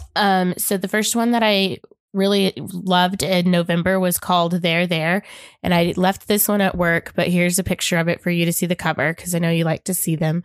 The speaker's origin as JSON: {"language": "English", "region": "Oklahoma", "country": "United States", "tie": "born or raised there", "said": "growing up in Oklahoma"}